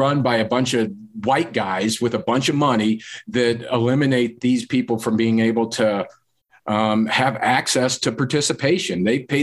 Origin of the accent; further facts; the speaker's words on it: Loveland, Colorado, United States; I grew up here in Colorado, Northern Colorado. Loveland, Colorado is where I graduated high school.